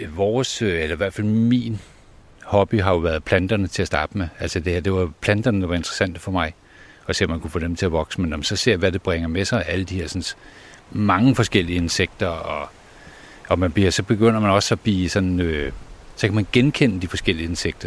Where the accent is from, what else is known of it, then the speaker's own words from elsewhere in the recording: Copenhagen, Capital Region of Denmark, Denmark; now in North Jutland, Denmark; jeg var oprindeligt en dreng fra Stenbroen inde på Nørrebro, og så er jeg havnet oppe i Nordjylland